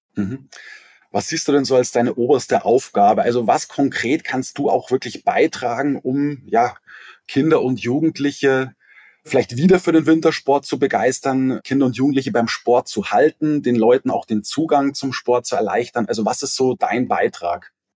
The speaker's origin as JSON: {"language": "German", "town": "Otterfing", "region": "Bavaria", "country": "Germany", "tie": "born or raised there", "said": "Jetzt sind wir beide in der Nähe der Alpen aufgewachsen. Ja, du in Lengries, ich in Otterfing bei Holzkirchen"}